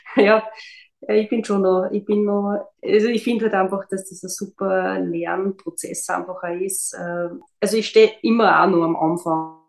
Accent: Austria; bei uns in Österreich

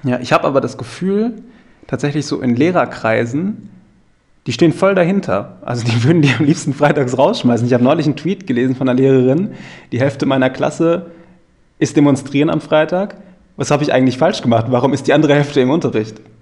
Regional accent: North Rhine-Westphalia, Germany; moved away; Ich komme ja gebürtig aus NRW

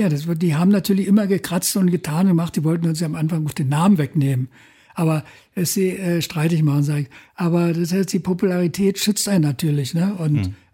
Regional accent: Berlin, Germany; wir kommen aus Berlin und wenn wir jetzt nach Görlitz fahren oder weiß ich, nach Lichtenau und so, da kommt irgendwie Krawall aus Berlin.

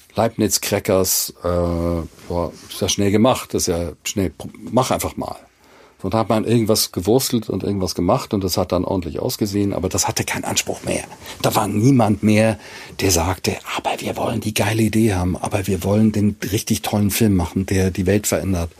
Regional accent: Basel, Basel-Stadt, Switzerland; now in Hamburg, Germany; ich bin aus Basel

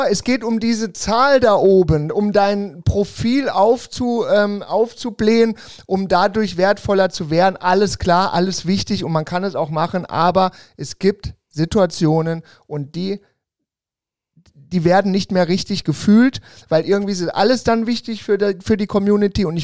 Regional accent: Rhineland-Palatinate, Germany; also born or lived in Saarland; wir kommen ja auch äh, aus der Ecke Kaiserslautern, Zweibrücken, Saarpfalzkreis Richtung Schwarzwald.

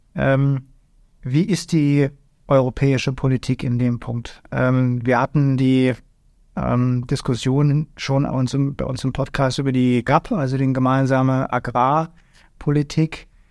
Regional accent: Germany; bei uns in Deutschland

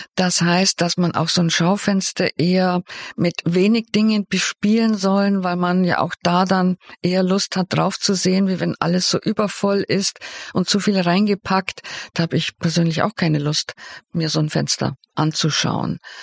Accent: Swabia, Germany; also born or lived in Bavaria / Cologne; dass ich aus Bayern bin. Eigentlich bin ich ja Schwäbin

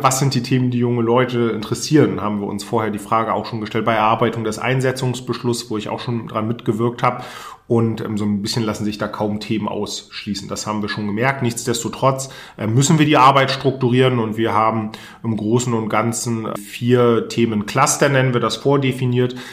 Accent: Mecklenburg-Vorpommern, Germany; also born or lived in Cologne / Berlin; hier mein Heimatbundesland nach Mecklenburg-Vorpommern nach dem Studium äh, zurückgekommen bin, also ich habe in Köln und in Berlin studiert

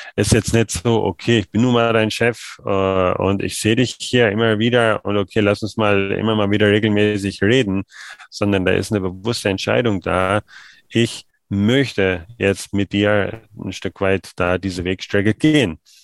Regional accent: Germany; Ich als Deutscher

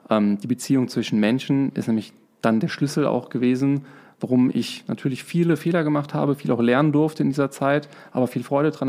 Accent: Trier, Rhineland-Palatinate, Germany; also born or lived in Dortmund; Also, geboren bin ich in Dortmund, ähm, zur Schule gegangen in Trier, studiert in Lörrach, ähm, danach gearbeitet im Ruhrgebiet.

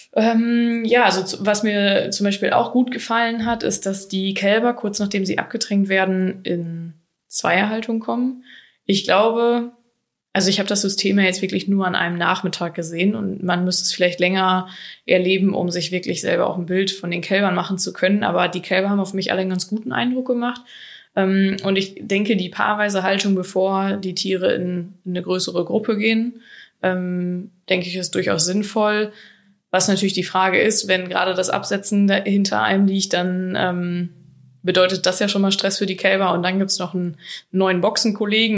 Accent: Germany; bei uns in Deutschland

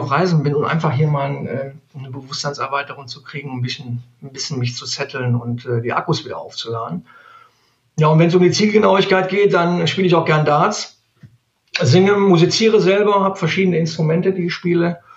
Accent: Neuss, North Rhine-Westphalia, Germany; born there; now in Cologne, Germany; ich komme aus gebürtig aus Neuss. Mhm. Aber ich sage ganz ehrlich, bis nach Köln sind es 30, 35 Kilometer. Ähm, und ähm, somit natürlich seit 17 Jahren jetzt hier in Köln ansässig.

